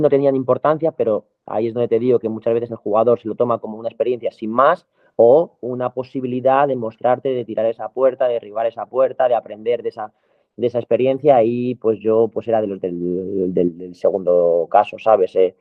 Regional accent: Madrid, Community of Madrid, Spain; yo soy un chico de Madrid, eh, del barrio Moratalaz

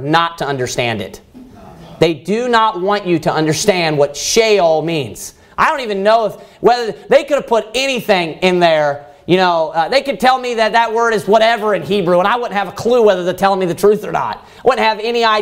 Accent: United States; Americans don't normally leave the United States because we live in a very prosperous place

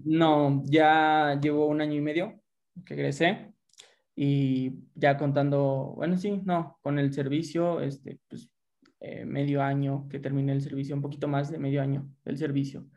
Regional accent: Lagos de Moreno, Jalisco, Mexico; soy de Lagos, de Moreno, Jalisco

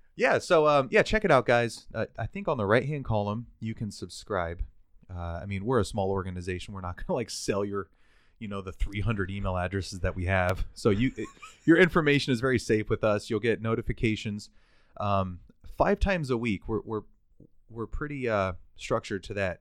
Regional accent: United States; We, as the American people, as the American nation

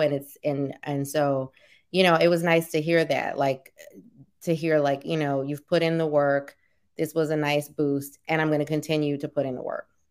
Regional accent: New Orleans, Louisiana, United States; now in Oakland, United States; We're from New Orleans

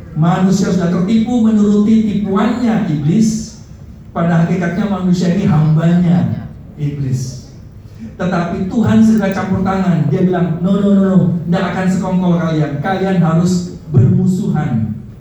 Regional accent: Java, Indonesia; kita orang Jawa bilang eman-eman

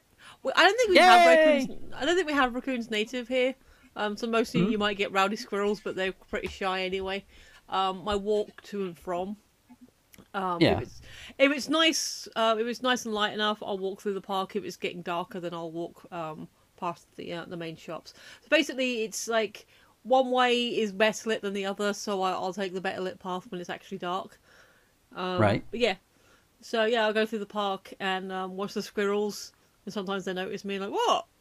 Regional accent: United Kingdom; I'm British

